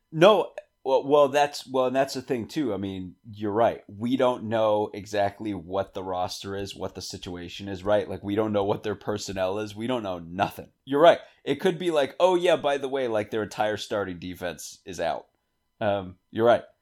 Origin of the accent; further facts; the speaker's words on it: Northeast, United States; I grew up in the Northeast.